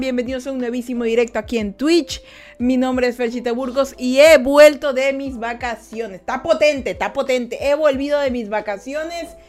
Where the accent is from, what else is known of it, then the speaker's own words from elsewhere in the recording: Ecuador; yo menciono mucho que soy de Ecuador. Vivimos en Ecuador